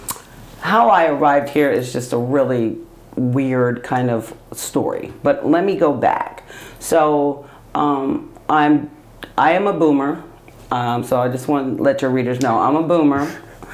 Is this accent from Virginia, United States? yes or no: no; Utah, United States; I grew up in Utah.